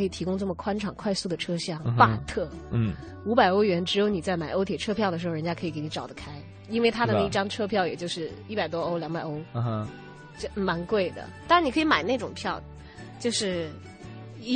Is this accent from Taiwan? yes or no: no; southern China, China; 但是总是因为我是在南方城市长大的，就好像没有那种南方城市的小吃摊儿